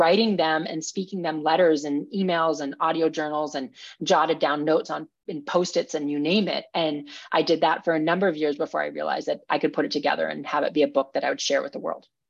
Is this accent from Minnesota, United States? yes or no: yes; Minnesota, United States; I grew up in Minnesota